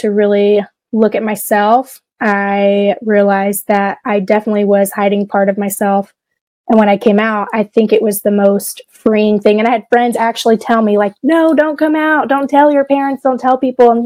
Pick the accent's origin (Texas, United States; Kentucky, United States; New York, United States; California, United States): Kentucky, United States; Florence; accent: twang; grew up in Florence, Kentucky.